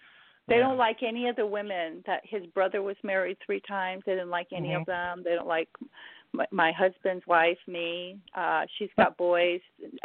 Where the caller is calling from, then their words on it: Southern California, United States; I'm calling from Southern California.